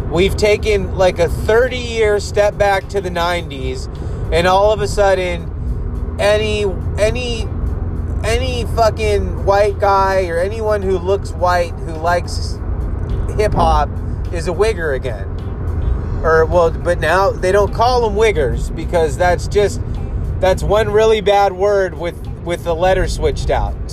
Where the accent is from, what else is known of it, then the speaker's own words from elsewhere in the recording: United States; Even though I'm an American